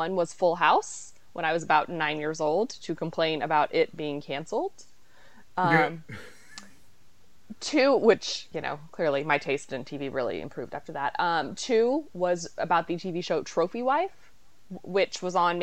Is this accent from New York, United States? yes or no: no; Dallas, Texas, United States; born or raised there; moved away; also born or lived in Washington, D.C.